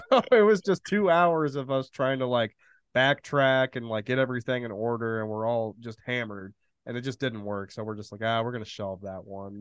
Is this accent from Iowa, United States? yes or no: no; central Illinois, United States; also born or lived in Danville, Illinois; I'm basically from central Illinois, like around Champaign, Illinois, like right around the border of Indiana, pretty much from the from when I was born till I was like 13